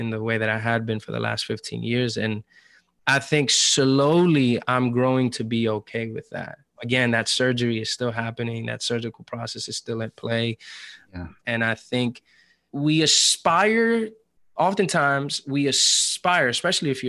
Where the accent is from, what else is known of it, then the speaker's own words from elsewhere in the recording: New York City, New York, United States; moved away as an adult; now in Atlanta, United States; I'm still a New Yorker through and through